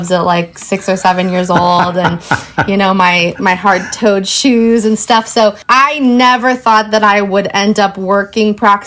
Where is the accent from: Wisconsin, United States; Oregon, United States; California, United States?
Oregon, United States; Portland; I was born and raised in Portland.